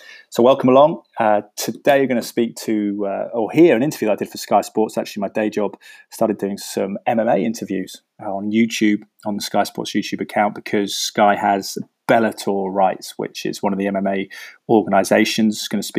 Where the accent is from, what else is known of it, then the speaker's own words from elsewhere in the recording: Cheltenham, South West England, United Kingdom; Cheltenham listen, my hometown in the west of the country